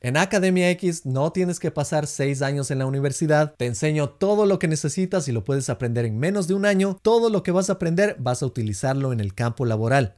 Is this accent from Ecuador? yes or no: yes; Ecuador; now in United States; en el Ecuador de donde yo soy